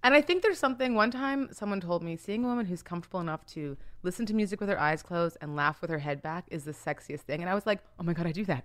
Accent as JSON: {"language": "English", "town": "Winnipeg", "region": "Manitoba", "country": "Canada", "tie": "born or raised there", "also_born_or_lived": "Nigeria / Toronto", "moved": "as an adult", "lives_now": "United States", "said": "well, I was born in Nigeria, but I grew up in Canada, mostly in Winnipeg."}